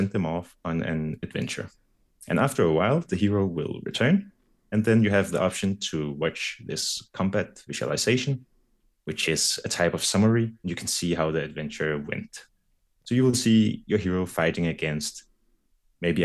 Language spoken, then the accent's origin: English; Denmark; I'm from Denmark.